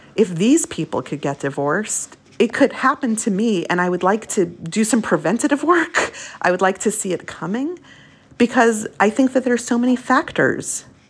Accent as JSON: {"language": "English", "town": "Brooklyn", "region": "New York", "country": "United States", "tie": "born or raised there", "also_born_or_lived": "Long Island", "said": "When we moved to Brooklyn from Long Island, which is where we lived briefly while my parents were married"}